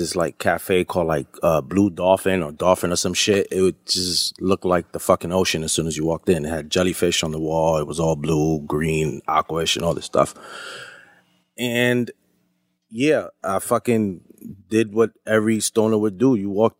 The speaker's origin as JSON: {"language": "English", "region": "New York", "country": "United States", "said": "he saw that I was from New York and Arabic dude"}